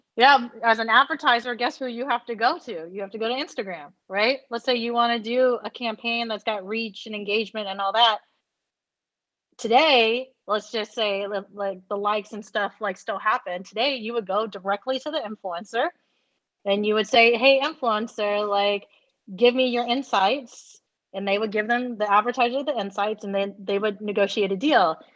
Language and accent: English; United States; I'm Asian American.